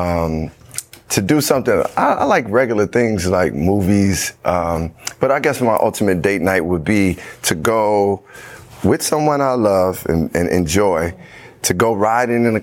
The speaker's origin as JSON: {"language": "English", "town": "Chicago", "region": "Illinois", "country": "United States", "tie": "born or raised there", "said": "where I grew up in Chicago"}